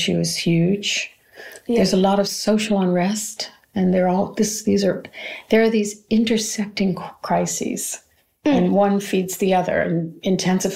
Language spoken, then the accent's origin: English; United States; moved away; I'm from America